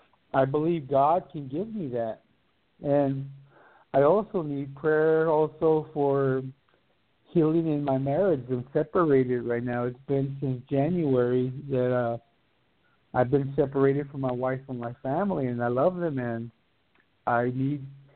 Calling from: Dayton, Ohio, United States; I'm calling from Dayton, Ohio.

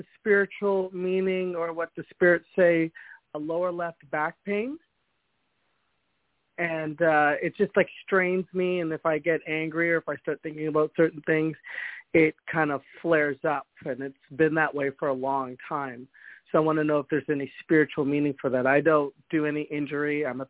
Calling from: Canada; I'm calling from Canada, by the way.

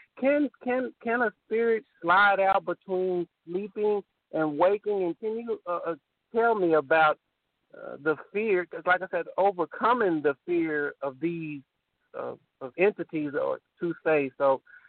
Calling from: Temple, Texas, United States; I live in Temple, in Killeen.

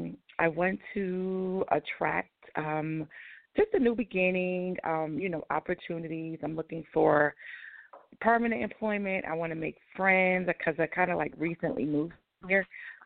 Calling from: Atlanta, Georgia, United States; I'm in Atlanta now.

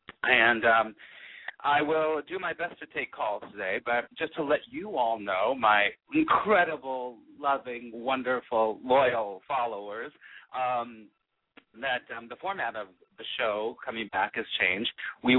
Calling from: California, United States; I am calling from California

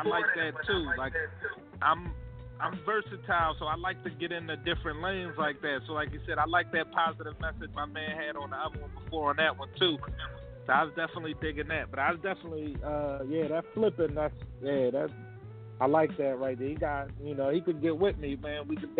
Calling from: Philadelphia, Pennsylvania, United States; I'm calling from South Philly. Y'all already know, man. 24th Street, South Philly in the building always.

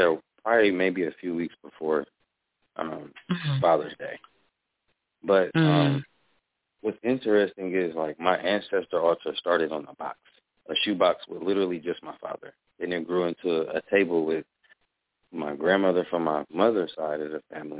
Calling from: Omaha, Nebraska, United States; Wow, from Omaha, Nebraska.

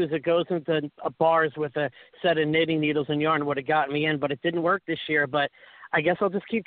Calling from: Onset, Massachusetts, United States; from Onset.

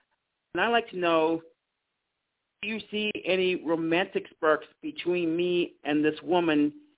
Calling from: Mississippi, United States; from Mississippi.

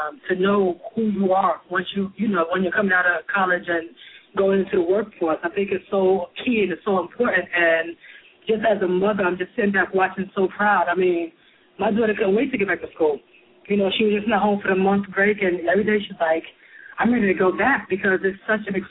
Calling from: New York, United States; I'm calling from New York

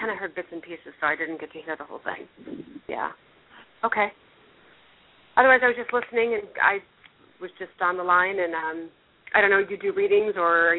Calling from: Phoenix, Arizona, United States; I'm calling from Phoenix, Arizona

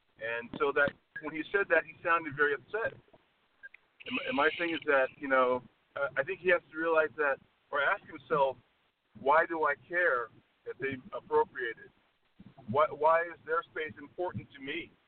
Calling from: La Quinta, California, United States; I'm calling from La Quinta, California.

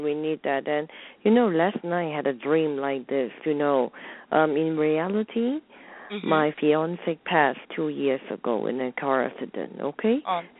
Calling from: Hong Kong; I'm calling from Hong Kong.

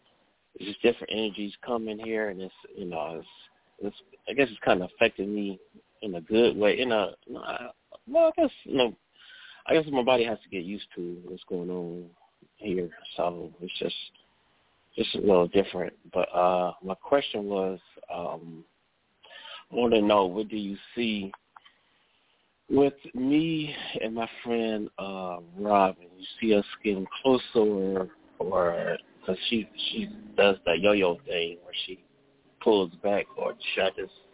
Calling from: Cleveland, Ohio, United States; calling from Cleveland, Ohio.

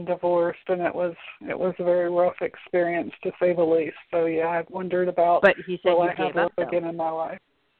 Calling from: Florida, United States; I'm calling from Florida.

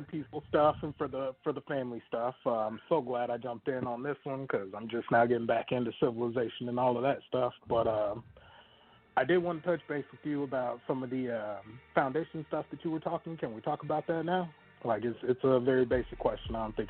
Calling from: Texas, United States; I'm calling from Texas

